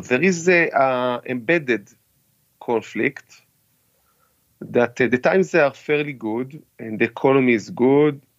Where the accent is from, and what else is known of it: Israel; now in United States